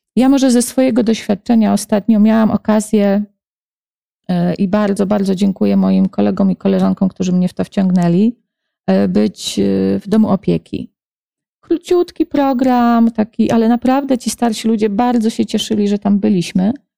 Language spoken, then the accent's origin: Polish; Lublin, Lublin Voivodeship, Poland; also born or lived in near Warsaw; now in Warsaw, Poland; mam też mnóstwo znajomych w Lublinie, bo to jest moje rodzinne miasto